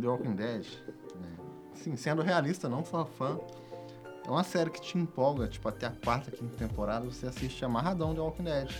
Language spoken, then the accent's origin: Portuguese; Resende, Rio de Janeiro, Brazil; nascido e criado em Resende